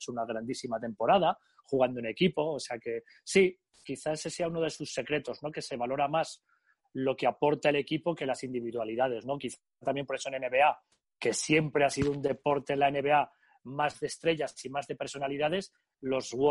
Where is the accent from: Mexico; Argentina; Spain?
Spain; Vitoria-Gasteiz, Basque Country; Yo soy de Vitoria y siempre ha habido allí mucha afición al baloncesto en Vasconia.